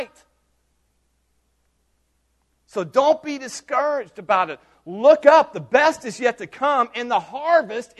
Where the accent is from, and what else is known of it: United States